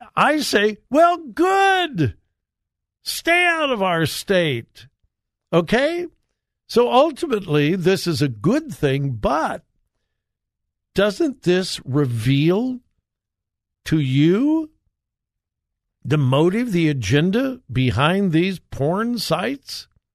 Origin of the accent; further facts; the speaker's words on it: Southern California, United States; moved away as an adult; now in Ohio, United States; I grew up in Southern California. Uh, I was there full time until I was eighteen and went off to college